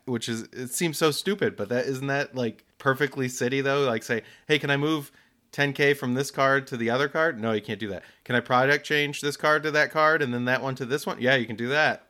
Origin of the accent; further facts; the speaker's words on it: United States; we're depicted a certain way, Americans